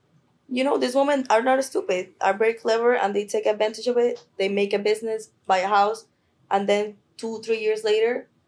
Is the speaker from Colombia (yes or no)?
yes; Colombia; I was born and raised in Colombia. My mom is a Colombian woman.